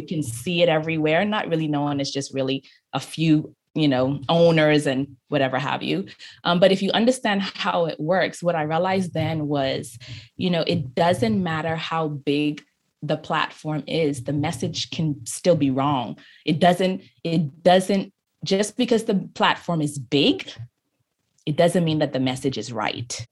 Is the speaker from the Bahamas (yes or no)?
yes; Freeport, Grand Bahama, Bahamas; I grew up in Freeport, Grand Bahama